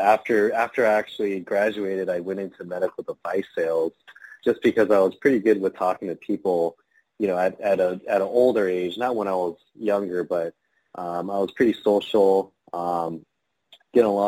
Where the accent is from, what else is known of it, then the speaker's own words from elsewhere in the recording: Downey, California, United States; also born or lived in Chinatown, Los Angeles; I was actually born and raised near Los Angeles, California, in the city of Downey